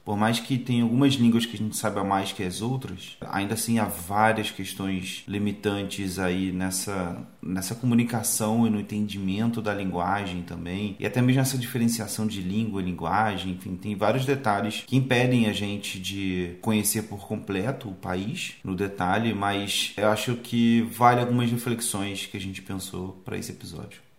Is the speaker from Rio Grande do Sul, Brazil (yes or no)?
no; Rio de Janeiro, Brazil; also born or lived in Seropédica; a gente é do Rio também, a gente não mora, não morava quando criança, sei lá, na Zona Sul